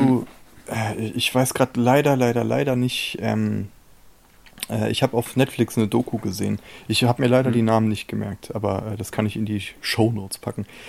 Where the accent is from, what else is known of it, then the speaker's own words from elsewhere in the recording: Germany; als Deutscher